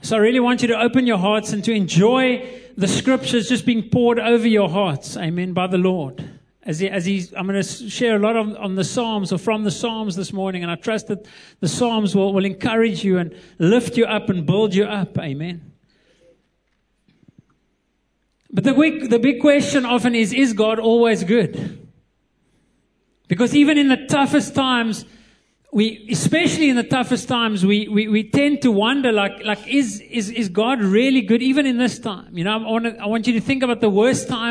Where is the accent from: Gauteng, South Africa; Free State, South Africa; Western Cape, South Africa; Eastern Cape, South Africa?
Eastern Cape, South Africa; moved away; I was born in the Eastern Cape, so I love the Eastern Cape, the best place